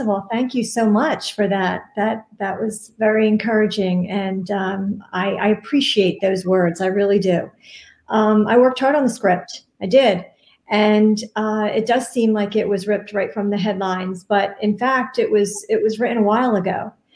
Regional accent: Hamilton, New Jersey, United States; my hometown of Hamilton, New Jersey

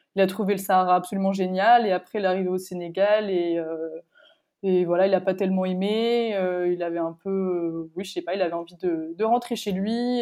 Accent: France; also born or lived in Paris; moi je suis française

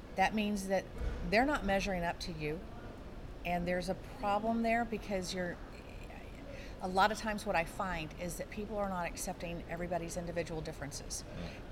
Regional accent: San Antonio, Texas, United States; I am from San Antonio, Texas

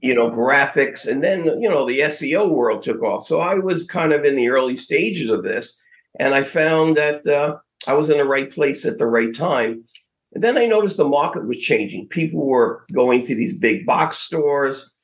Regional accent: New York City, New York, United States; now in West Palm Beach, United States; Growing up in Brooklyn

